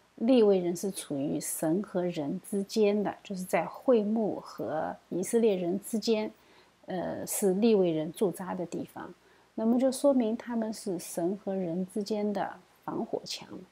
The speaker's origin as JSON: {"language": "Chinese", "country": "China", "said": "我们中国人呢，往往不知道俗罪"}